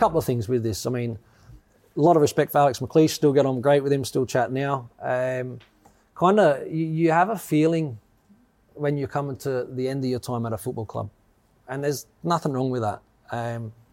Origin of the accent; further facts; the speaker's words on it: Australia; now in United Kingdom; growing up in Australia